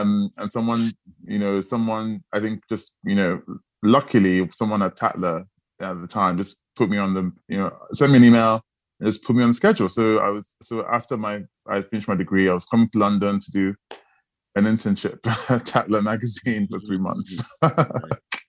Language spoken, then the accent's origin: English; Nigeria; moved away; also born or lived in Sheffield; growing up in Nigeria